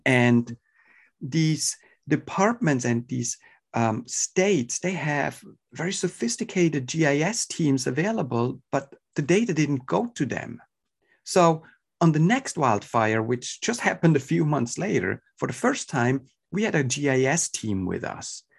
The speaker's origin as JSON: {"language": "English", "country": "Switzerland", "tie": "born or raised there", "moved": "as an adult", "lives_now": "California, United States", "said": "I was born and raised in Switzerland, so, uh, my European ties, uh, are, are definitely hurt as well in my, in my accent."}